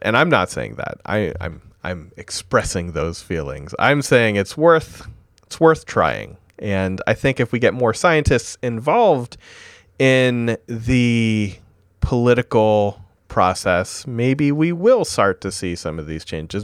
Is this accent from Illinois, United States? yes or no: no; Vermont, United States; my home state